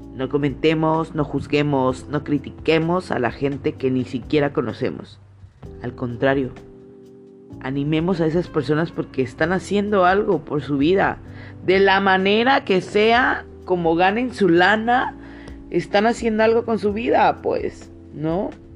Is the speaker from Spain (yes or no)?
no; Mexico; nuestra fisonomía mexicana